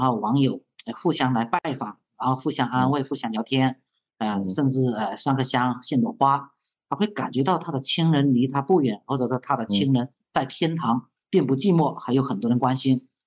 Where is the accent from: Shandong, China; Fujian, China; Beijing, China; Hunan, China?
Hunan, China; Liuyang; 自己呢，也是吃这个李文阳侦探长大的